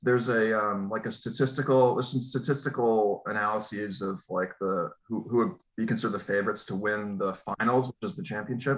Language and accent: English; Massachusetts, United States; I grew up in Massachusetts, and I I'm a, I was raised a Celtics fan